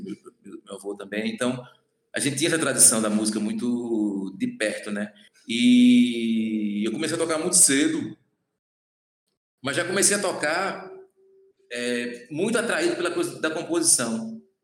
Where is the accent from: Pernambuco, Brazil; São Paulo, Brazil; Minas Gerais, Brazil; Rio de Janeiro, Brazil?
Pernambuco, Brazil; Recife / Olinda; also born or lived in Goiana, Pernambuco; sou de Goiânia, Mata Norte, ali já divisa com a Paraíba. E nasci lá, aí na infância ainda vim morar em Recife, ali com sete anos